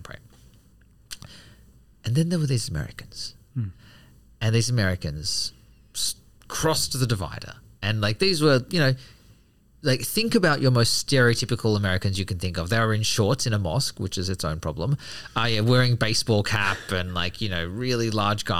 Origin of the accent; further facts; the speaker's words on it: Australia; Being an Australian Buddhist